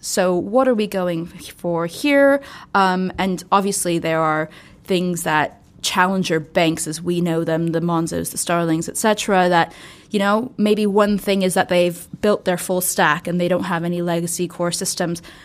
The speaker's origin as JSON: {"language": "English", "country": "United States", "said": "I'm American"}